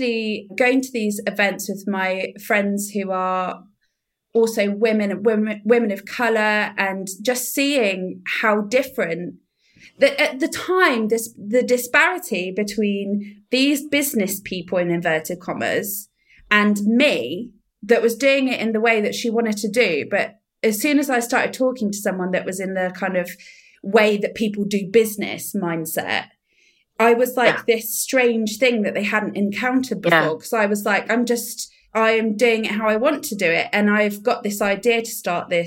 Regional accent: Somerset, South West England, United Kingdom; now in Frome, United Kingdom; it was nice to live in Somerset again because I'm from Somerset.

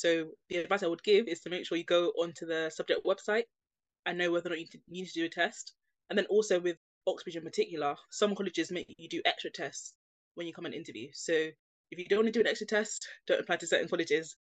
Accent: London, United Kingdom; I grew up in East London. I mentioned having Nigerian parents

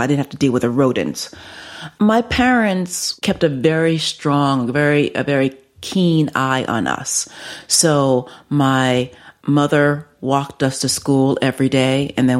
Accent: New York City, New York, United States; I'm from the Bronx, yes.

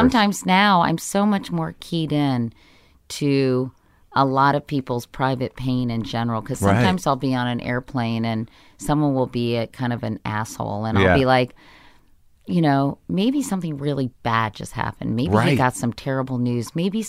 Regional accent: Arlington, Virginia, United States; I grew up in Arlington, Virginia.

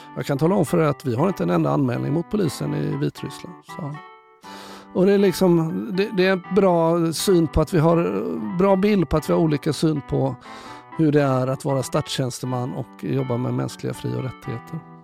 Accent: Gothenburg, Västra Götaland, Sweden; also born or lived in Karlstad / Skövde; 66 så flyttade mamma och pappa tillbaka till Göteborg. Så att då hamnade vi och jag i Kallebäck

